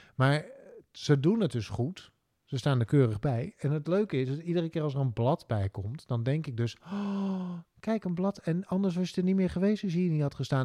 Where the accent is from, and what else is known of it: Drenthe, Netherlands